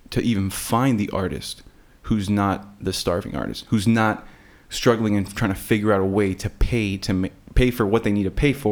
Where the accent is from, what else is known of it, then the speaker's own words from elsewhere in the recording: Texas, United States; also born or lived in Miami, Florida; I was born in Texas, and that's where I live right now. But I grew up in Miami for about a third of my life.